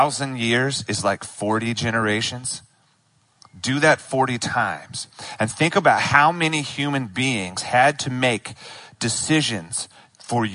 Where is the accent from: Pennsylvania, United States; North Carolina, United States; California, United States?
North Carolina, United States; Charlotte; I was born in Charlotte. I grew up in Charlotte